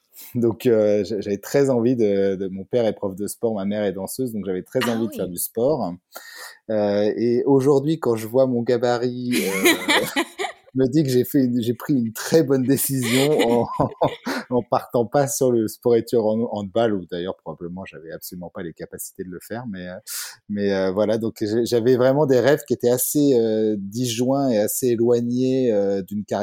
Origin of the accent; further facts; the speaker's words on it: Bures-sur-Yvette, Île-de-France, France; moved away as an adult; also born or lived in Paris; now in Geneva, Switzerland; je, viens de, la région parisienne. Euh, j'ai été élevé euh, aux Ulysses et à Bure-sur-Yvette, donc dans la vallée de Chevreuse, tout au bout du RERP, Et, euh, mais par contre, j'ai fait mon, mon, lycée en fait à Louis-le-Grand en plein centre de Paris.